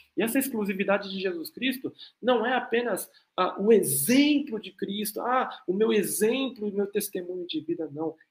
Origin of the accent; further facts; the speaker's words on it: South Korea; eu sou coreano também